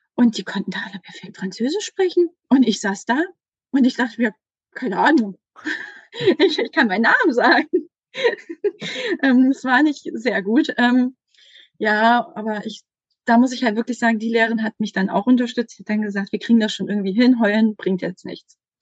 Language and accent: German; Saxony-Anhalt, Germany; moved away; ich komme ursprünglich aus Sachsen-Anhalt und bin dann an eine Sekundarschule gegangen